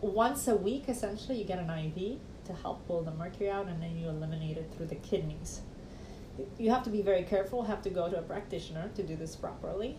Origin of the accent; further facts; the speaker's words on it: Romania; moved away; growing up in Romania